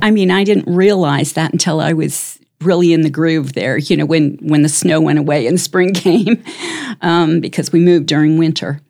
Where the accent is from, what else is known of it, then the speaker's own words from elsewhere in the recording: Chicago, Illinois, United States; moved away as an adult; also born or lived in Tennessee / Denver / South Dakota; now in Brandon, South Dakota, United States; I grew up in Chicago